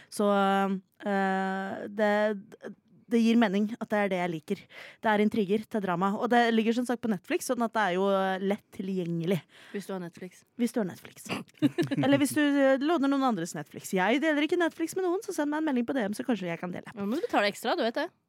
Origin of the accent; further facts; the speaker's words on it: Oslo, Norway; Ja, altså, jeg er jo fra Oslo sentrum, smack dab in the middle, oppvokst på Sankthanshaugen, baby!